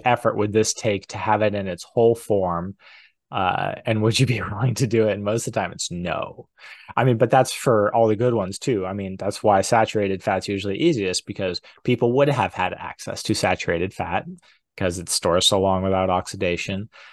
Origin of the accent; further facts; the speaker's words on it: New Hampshire, United States; I grew up in New Hampshire